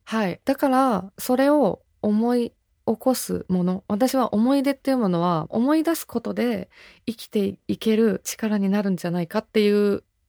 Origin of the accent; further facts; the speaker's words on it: Nagano, Japan; moved away as an adult; also born or lived in Kagawa; now in Tokyo, Japan; 私地元長野なので